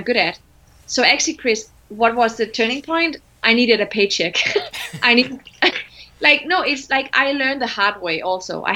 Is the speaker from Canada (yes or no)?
no; Denmark; I was one of the very few female managers in my country. I'm from Denmark. I was the only brown Moroccan African ever